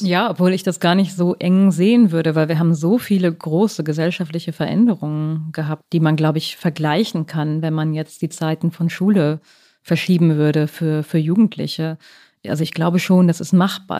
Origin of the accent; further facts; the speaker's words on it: West Germany, Germany; ich bin ja auch in den 80er Jahren aufgewachsen in Westdeutschland